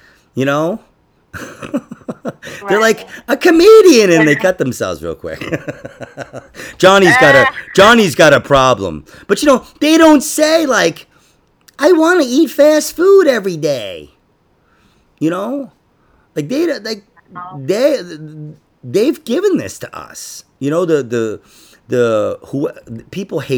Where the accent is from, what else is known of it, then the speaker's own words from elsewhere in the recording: New York City, New York, United States; I grew up in Queens.